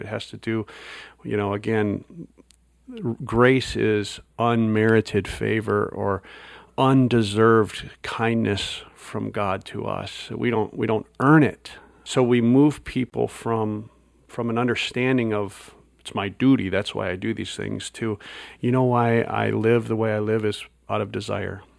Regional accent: Wisconsin, United States; moved away; I grew up in Wisconsin

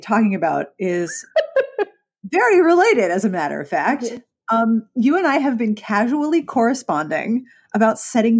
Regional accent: Pittsburgh, Pennsylvania, United States; moved away; I was actually from Pittsburgh, which has its own regional accent.

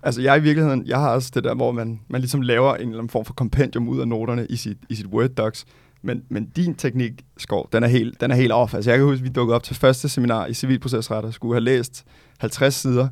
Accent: Gentofte, Capital Region of Denmark, Denmark; now in Amager, Copenhagen, Denmark; født og opvokset i Gentofte

